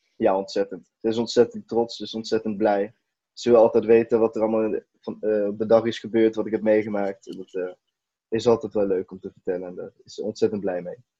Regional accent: Eindhoven, North Brabant, Netherlands; Eindhoven, dus de regio waar, ik vandaan kom

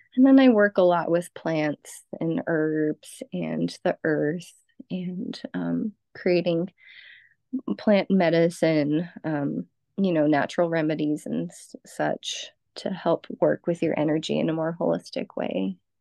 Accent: Los Angeles, California, United States; also born or lived in central Illinois; now in Illinois, United States; I grew up in in Southern California, in the Los Angeles area

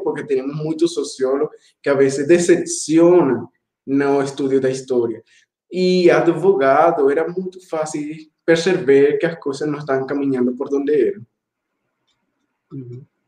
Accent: Caracas, Capital District, Venezuela; Portuguese is a second language; moved away as an adult; also born or lived in Ecuador; now in Campina Grande, Brazil; eu nasci na capital, Caracas

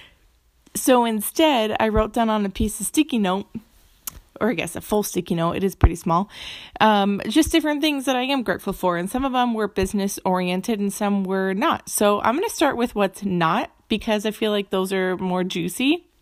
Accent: Phoenix, Arizona, United States; I'm from Phoenix

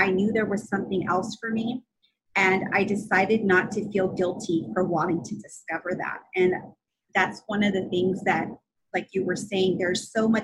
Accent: California, United States; I'm from California

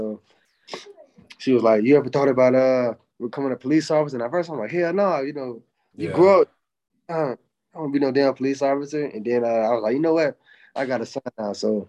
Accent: Jacksonville, Florida, United States; I grew up in I grew up in Jacksonville, which is like

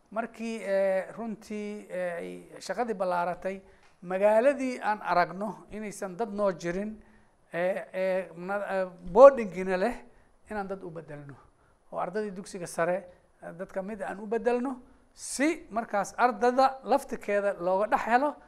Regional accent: Bulo Burte, Hiran, Somalia; magaaladeydii buuloburto

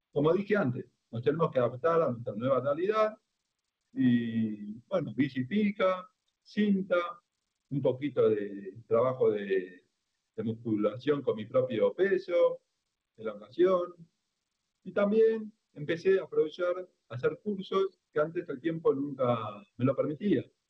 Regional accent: Argentina; yo soy el único argentino ciego

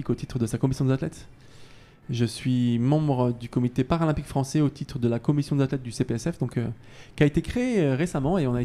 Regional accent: Paris, Île-de-France, France; j'espère en tout cas pouvoir finir ma, belle et longue carrière euh, chez nous en France, à Paris, à la maison

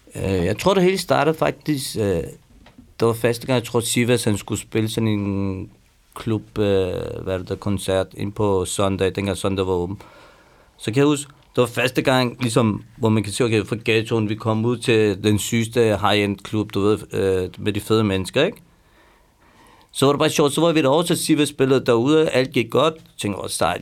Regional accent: Iran; now in Denmark; jeg er også iraner

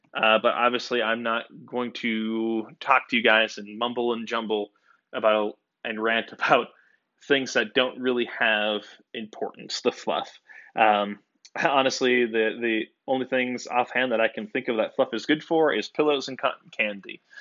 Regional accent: United States; I am a American boy

